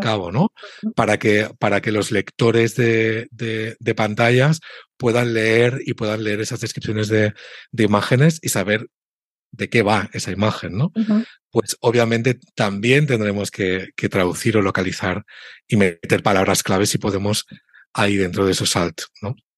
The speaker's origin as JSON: {"language": "Spanish", "country": "Spain", "said": "yo tengo como español"}